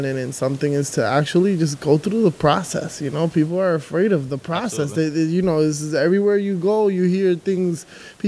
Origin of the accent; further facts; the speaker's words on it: New York City, New York, United States; also born or lived in Dominican Republic; I was actually born here. I was born in Queens. But I'm, like, very Dominican.